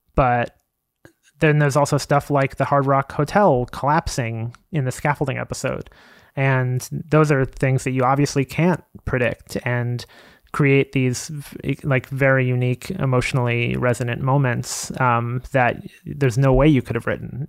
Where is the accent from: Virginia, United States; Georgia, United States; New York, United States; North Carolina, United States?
New York, United States; Long Island; also born or lived in Queens, New York; now in New York City, United States; I was born in Queens, but I spent m, most of my childhood in Long Island